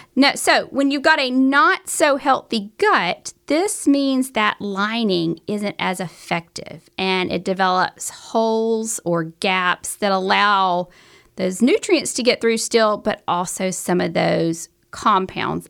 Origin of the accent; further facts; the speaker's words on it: the South, United States; accent: southern; my southern accent